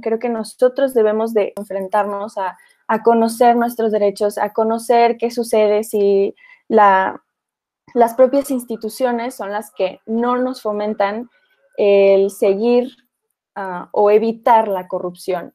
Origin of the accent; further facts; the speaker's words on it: Mexico; como mexicanos